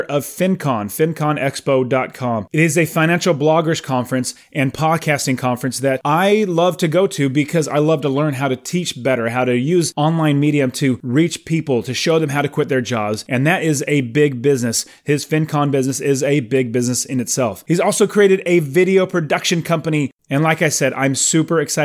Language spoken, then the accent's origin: English; Phoenix, Arizona, United States; I'm from Phoenix, but I'm in South Carolina on a four-week fantastic trip with my family